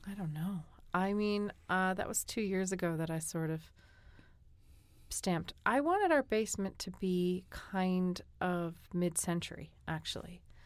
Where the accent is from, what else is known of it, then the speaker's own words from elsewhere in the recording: New England, United States; moved away; also born or lived in Korea; I'm from New England